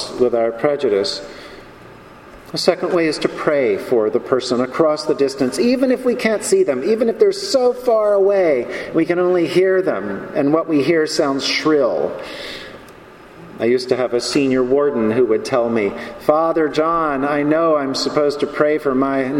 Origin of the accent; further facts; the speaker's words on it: North Carolina, United States; now in New York, United States; I grew up in North Carolina with guns